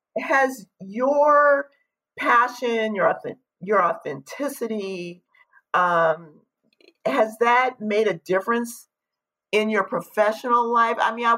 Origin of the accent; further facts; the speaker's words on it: Compton, California, United States; I grew up in Compton